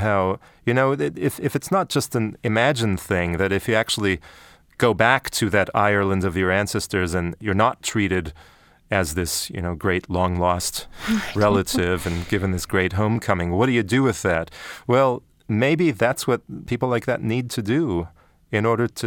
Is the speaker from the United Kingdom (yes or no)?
no; Canada; growing up in Canada